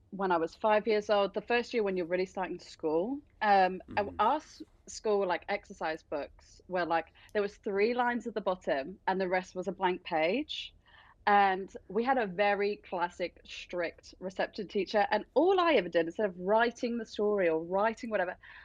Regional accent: England, United Kingdom; Rainy England, that's where I'm from

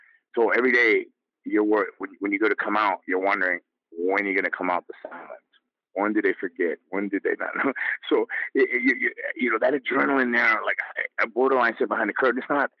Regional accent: Brooklyn, New York, United States; I'm a boy, I'm from Brooklyn.

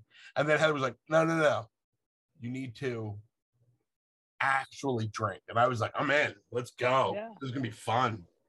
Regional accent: Philadelphia, Pennsylvania, United States; We're from Philadelphia.

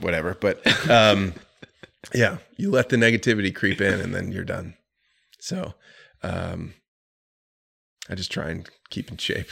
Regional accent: Florida, United States; also born or lived in New York City; now in Charlotte, United States; I'm from Florida, and I didn't enjoy having ninety degree weather year round

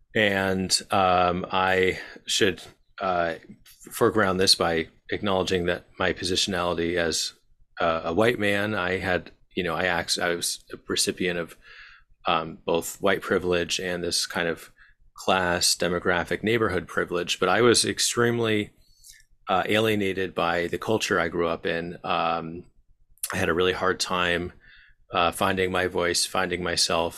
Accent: Bloomfield, New Jersey, United States; also born or lived in Glen Ridge, New Jersey; I grew up in Bloomfield, uh, and Glen Ridge

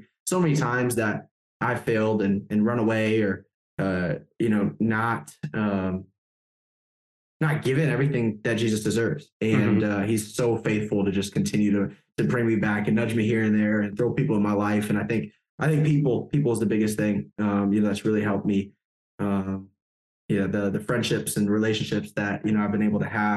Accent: Wisconsin, United States; moved away as an adult; now in Germany; I grew up in Wisconsin

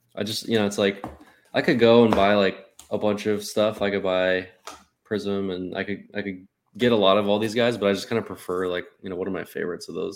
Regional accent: Arizona, United States; I'm from Arizona

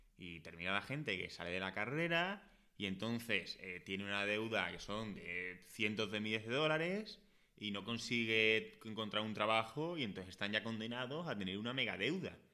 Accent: Écija, Andalusia, Spain; now in Madrid, Spain; yo no soy de Madrid, yo soy de Écija, que es un pueblo de Sevilla

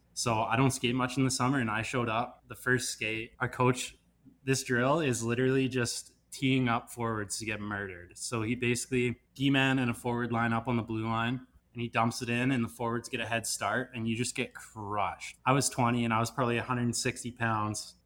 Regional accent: Kelowna, British Columbia, Canada; moved away; I'm Kelowna, born and raised

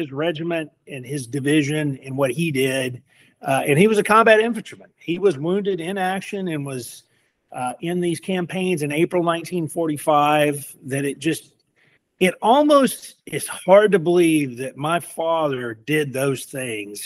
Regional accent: Decatur, Alabama, United States; I grew up in Decatur, Alabama, in the 70s and 80s

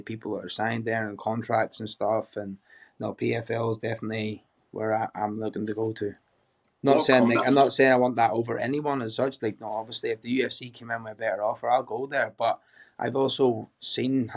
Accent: Ballymena, Northern Ireland, United Kingdom; moved away as an adult; now in Australia; I'm from Northern Ireland

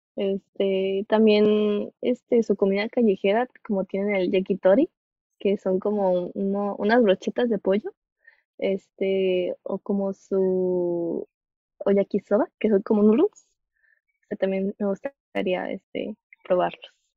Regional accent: Mexico; de donde yo soy, este, no suele ser muy frío nuestro invierno

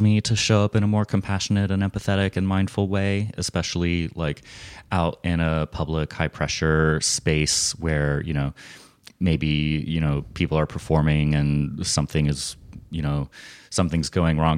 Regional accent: United States; also born or lived in Portland, Oregon; as an American

